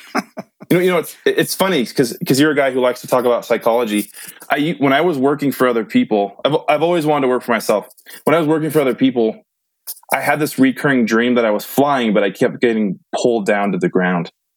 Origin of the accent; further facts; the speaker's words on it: Modesto, California, United States; moved away as an adult; now in Utah, United States; my hometown Modesto